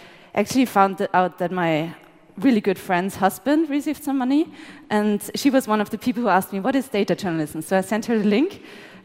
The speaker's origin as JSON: {"language": "English", "country": "Austria", "said": "We're both journalists from Austria"}